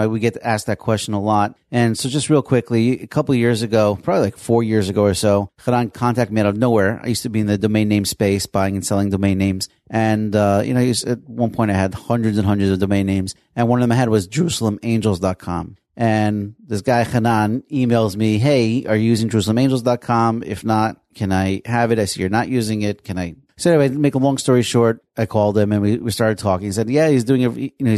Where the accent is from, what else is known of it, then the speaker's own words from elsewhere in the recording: Passaic, New Jersey, United States; I'm from Passaic